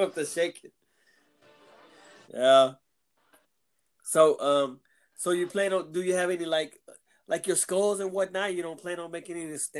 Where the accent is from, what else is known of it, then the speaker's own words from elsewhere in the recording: Galveston, Texas, United States; The guy from number 13 is from Galveston, where I'm from.